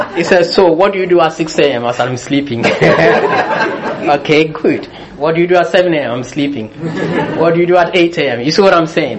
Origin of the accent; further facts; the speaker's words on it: Ghana; moved away; also born or lived in United Kingdom; I was born in Britain. I was raised in Ghana